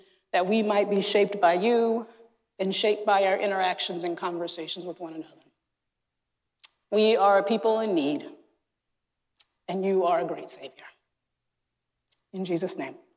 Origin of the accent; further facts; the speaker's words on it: North Carolina, United States; moved away; Growing up in North Carolina in churches that in many ways I deeply loved and that shaped me